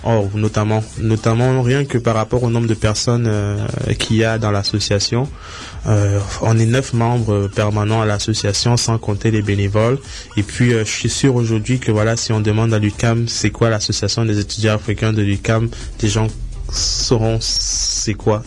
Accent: Cameroon; moved away; j'ai grandi au Cameroun

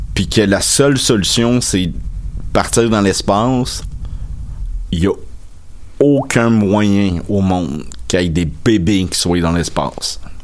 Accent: Salaberry-de-Valleyfield, Quebec, Canada; moved away; j'habite plus à Valleyfield, mais depuis des, j'ai grandi à Valleyfield.

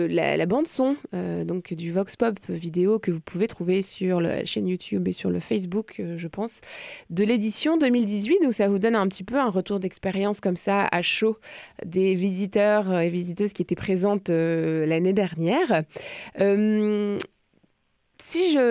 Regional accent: Magdalen Islands, Quebec, Canada; Je viens des de la Madeleine.

